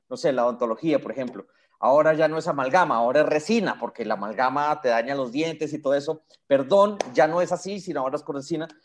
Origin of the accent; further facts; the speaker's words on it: Colombia; Colombia, pues, mi país lo amo